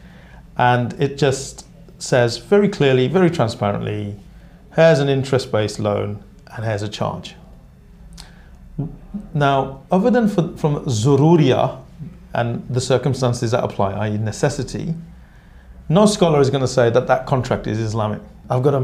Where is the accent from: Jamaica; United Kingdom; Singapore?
United Kingdom; Birmingham, West Midlands; I grew up in inner city Birmingham in Small Heath